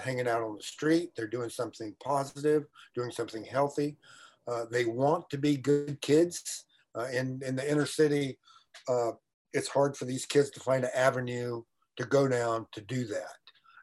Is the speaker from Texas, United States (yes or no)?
yes; Houston, Texas, United States; I was born and raised in Houston, Texas, in rural Houston